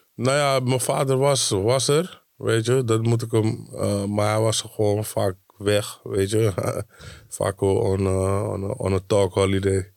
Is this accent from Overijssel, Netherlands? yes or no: no; Amsterdam, North Holland, Netherlands; moved away as an adult; now in Diemen, Netherlands; want ik kom uit Amsterdam